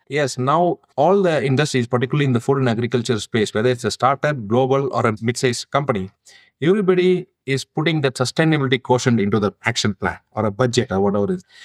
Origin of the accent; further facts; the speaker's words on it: India; now in United States; I originally come from India. Now I am a US citizen, but originally my home country is India.